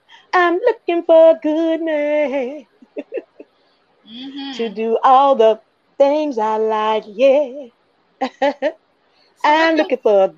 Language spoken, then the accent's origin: English; Mississippi, United States; Mississippi. Well, in my hometown, at least